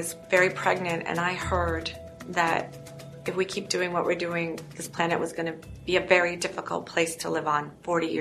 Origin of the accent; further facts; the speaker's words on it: Niagara Falls, Ontario, Canada; now in Toronto, Canada; I grew up in Niagara Falls. That's Niagara Falls, Canada.